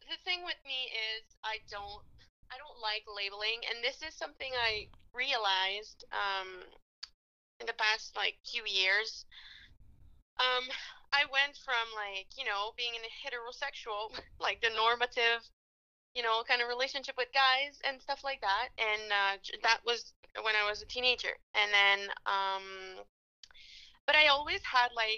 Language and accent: English; Quebec, Canada; accent: French; now in Alberta, Canada; I'm from Quebec, as you can tell from my lovely little Frenchy accent